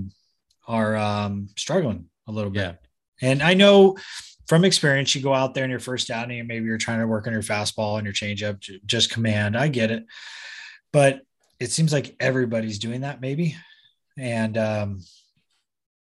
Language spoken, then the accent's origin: English; Southern California, United States; also born or lived in San Diego; growing up in Southern California, it was Mexico's like my backyard